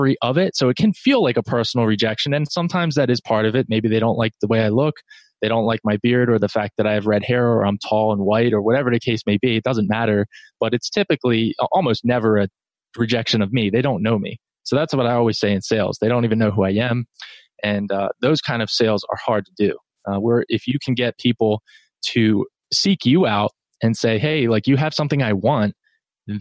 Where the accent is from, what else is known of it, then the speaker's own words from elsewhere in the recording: New Jersey, United States; now in North Carolina, United States; I'm in North Carolina. I'm a Jersey guy. I grew up, born and raised in New Jersey.